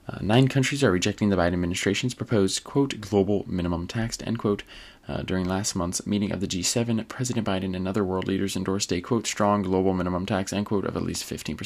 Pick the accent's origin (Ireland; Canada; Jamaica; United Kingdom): Ireland; I mean, as an Irishman, completely unbiased opinion on that.